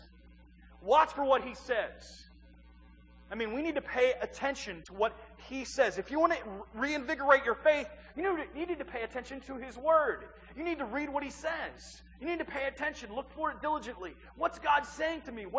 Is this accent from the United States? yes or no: yes; East Central Illinois, United States; moved away; I'm from East Central Illinois. It's a small little town of about 2,100 people